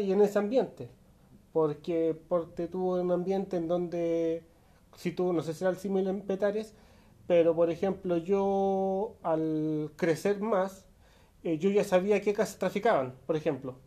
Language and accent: Spanish; Santiago, Santiago Metropolitan Region, Chile; salí, salí de la Pintana y me fui a estudiar a San Miguel